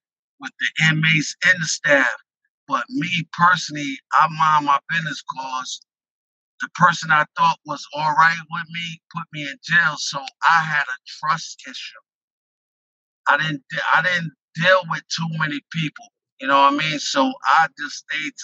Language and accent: English; Westchester, New York, United States; I'm from Westchester